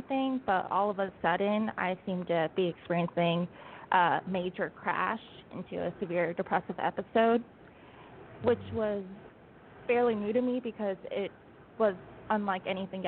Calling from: Alabama, United States; So I'm calling you from Alabama. I just moved down here a couple of weeks ago.

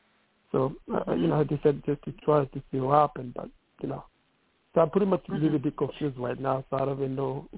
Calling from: New York City, New York, United States; Calling from New York City.

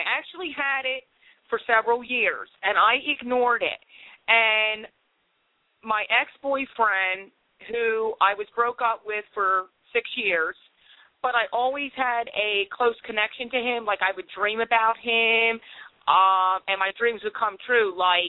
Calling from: Philadelphia, Pennsylvania, United States; Philadelphia, PA.

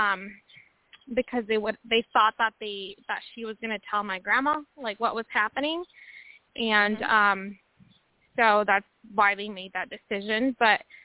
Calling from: Washington, United States; I'm calling from Washington State

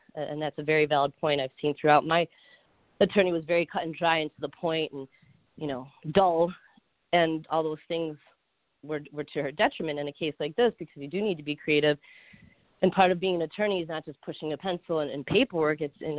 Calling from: Florida, United States; So I'm calling from Florida

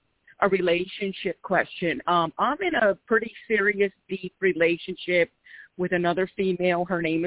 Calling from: Philadelphia, Pennsylvania, United States; I'm calling from Philadelphia, PA.

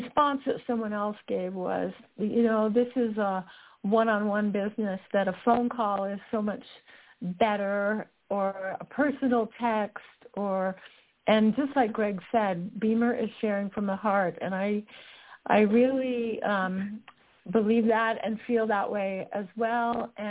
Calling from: Utah, United States; I'm calling in from Utah.

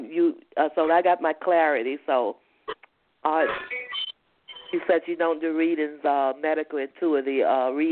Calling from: Georgia, United States; I'm calling from Georgia.

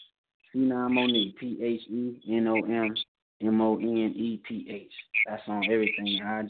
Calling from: Kansas City, Missouri, United States; Yo, what's good? I'm calling from Kansas City.

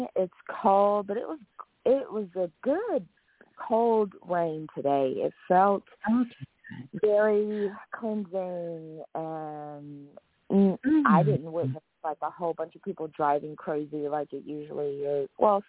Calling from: Los Angeles, California, United States; Oh, greetings, Miss Blue. … from Los Angeles.

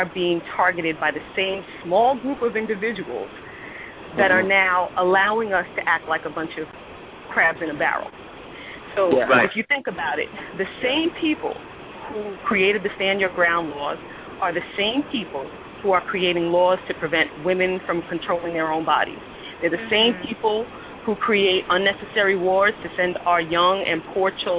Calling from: New York City, New York, United States; I'm calling from St. Albans, Queens, New York.

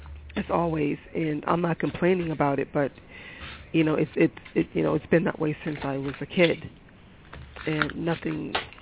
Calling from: Boston, Massachusetts, United States; I'm calling from Boston.

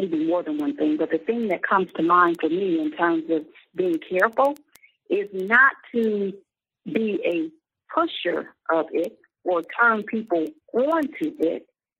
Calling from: Chicago, Illinois, United States; I'm calling from Chicago.

